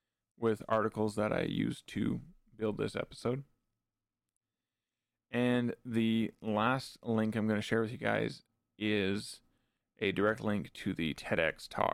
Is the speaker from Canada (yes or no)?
yes; Canada; being a Canadian, having a bilingual national identity, I am by no means fluent in French, but I do tend to use what I do know mixed into my English.